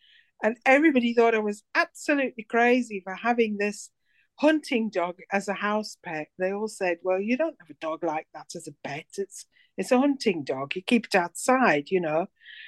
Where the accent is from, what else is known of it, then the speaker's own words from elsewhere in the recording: South Africa; Well, I'm from South Africa. I wasn't born in South Africa, but I lived in South Africa for a long time, 35 years.